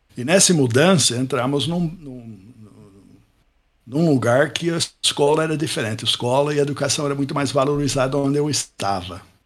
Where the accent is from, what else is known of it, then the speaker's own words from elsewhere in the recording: Pittsburgh, Pennsylvania, United States; Portuguese is a second language; moved away as an adult; also born or lived in Ohio / Campinas, Brazil; now in Brazil; Eu nasci em Pittsburgh, sou americano, Pittsburgh, Pensilvânia. Nasci num bairro operário